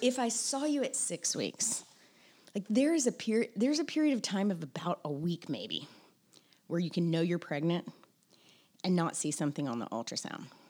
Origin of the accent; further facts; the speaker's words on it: Tennessee, United States; moved away as an adult; also born or lived in Mississippi; now in Charleston, United States; I was born in Mississippi, I grew up in Tennessee